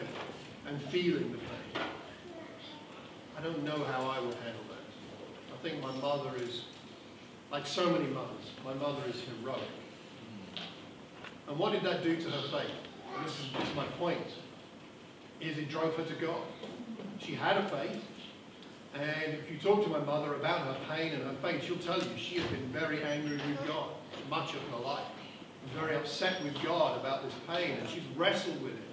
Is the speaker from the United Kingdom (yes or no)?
yes; Luton, East of England, United Kingdom; I was born in Luton 58 years ago